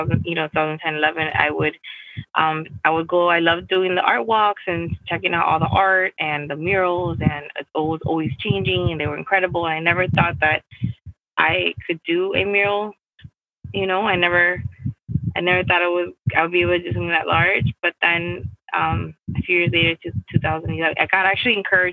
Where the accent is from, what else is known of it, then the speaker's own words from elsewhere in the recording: Miami, Florida, United States; also born or lived in Peru; I grew up in Miami. I was born in Peru, but I grew up here